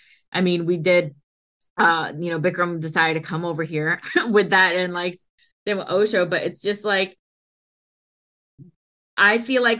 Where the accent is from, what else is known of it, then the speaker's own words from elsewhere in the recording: India; first language Hindi; English is a second language; I have the accent because, you know, I'm from India and Hindi is my native tongue.